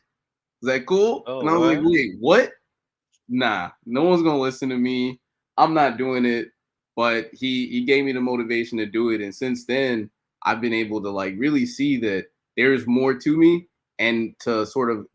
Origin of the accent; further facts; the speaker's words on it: Chicago, Illinois, United States; I'm originally born and raised in Chicago. So been here my whole life